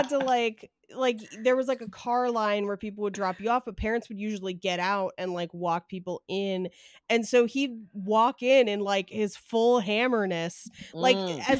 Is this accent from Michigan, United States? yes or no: no; Bay Area, California, United States; I grew up in the Bay Area.